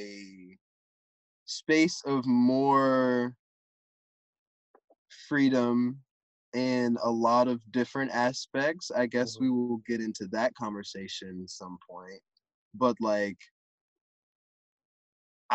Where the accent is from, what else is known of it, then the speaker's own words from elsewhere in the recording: the South, United States; I'm from the South. I'm from deep in the country